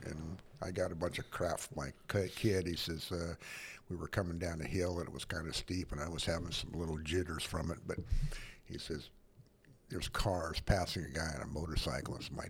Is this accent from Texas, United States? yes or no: no; Cedar City, Utah, United States; I'm from Cedar City, Utah, Southern Utah.